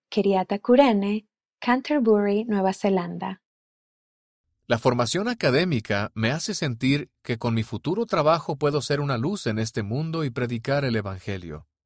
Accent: Honduras; Nací y me crié en Honduras, un país lleno de oportunidades, pero con un estilo de vida desafiante.

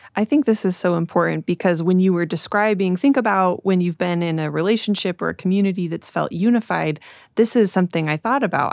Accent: Utah, United States; I grew up in Utah in a very homogenous community

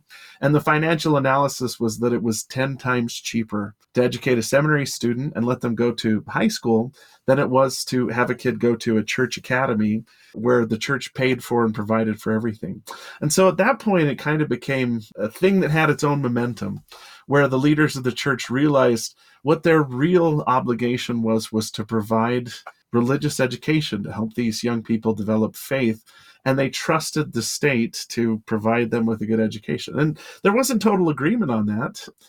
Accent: Delta, Utah, United States; Near where I grew up in Delta, Utah, in Hinckley, there's still the Church Academy building, still standing.

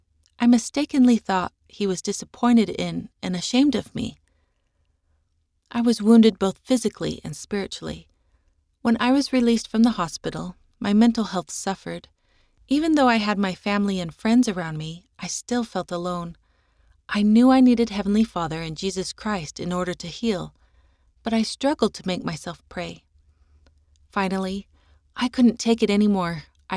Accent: Colombia; first language Spanish; English is a second language; I was also terrified because I'm from Colombia and speak Spanish, and the nurses in the Utah hospital were speaking very quickly in English.

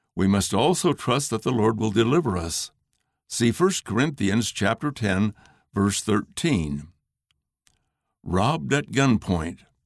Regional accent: Sonora, Mexico; Where I grew up in Sonora, Mexico, there are large trees called Indian laurel

